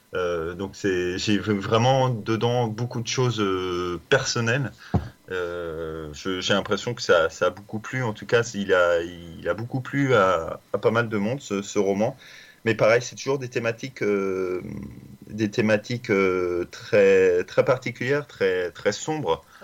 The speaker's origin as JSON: {"language": "French", "region": "Brittany", "country": "France", "said": "je suis breton"}